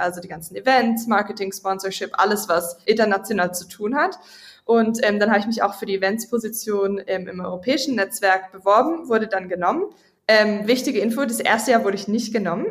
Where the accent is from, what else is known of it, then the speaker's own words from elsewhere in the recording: Villingen-Schwenningen, Baden-Württemberg, Germany; moved away as an adult; bin ich im Süden Deutschland aufgewachsen, Villingen, Schwenningen